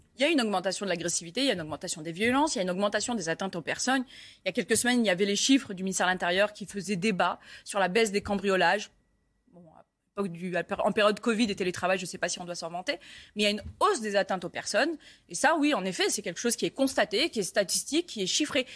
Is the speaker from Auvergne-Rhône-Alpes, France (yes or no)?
no; Paris, Île-de-France, France; je suis parisienne